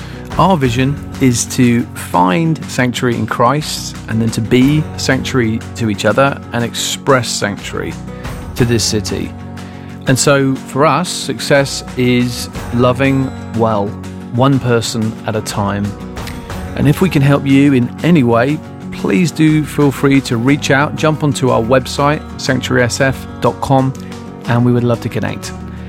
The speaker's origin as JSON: {"language": "English", "region": "California", "country": "United States", "said": "You know, I'm Californian. You know, I like to take it easier."}